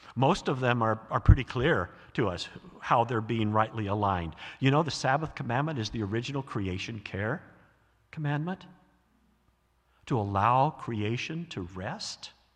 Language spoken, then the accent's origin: English; American South, United States; moved away; I grew up in the American South